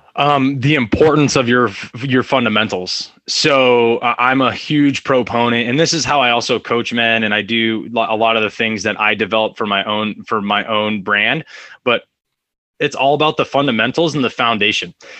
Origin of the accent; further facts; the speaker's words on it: Fresno, California, United States; also born or lived in Orange County, California; I'm from a, a, place called Fresno, California. It's right in the middle of California. I was actually born in Orange County. Um, was there till about two years old, and then uh, went up to Fresno.